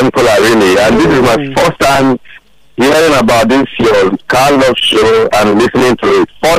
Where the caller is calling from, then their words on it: Lagos, Nigeria; I'm calling from Isolo.